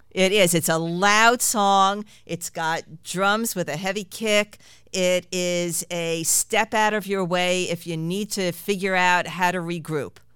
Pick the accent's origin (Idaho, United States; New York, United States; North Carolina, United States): New York, United States; New York City; I grew up in Queens